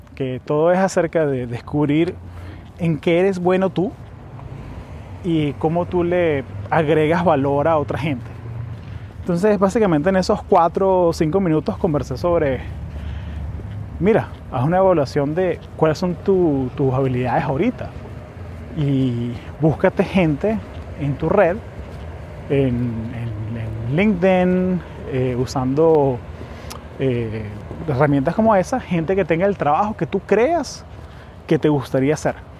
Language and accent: Spanish; Venezuela; now in United States; yo soy venezolano, vivo aquí en Estados Unidos hace ya casi 20 años